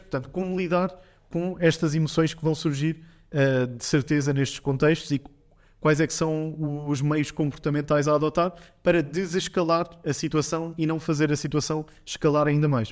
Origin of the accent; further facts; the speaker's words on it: Portugal; nós, como portugueses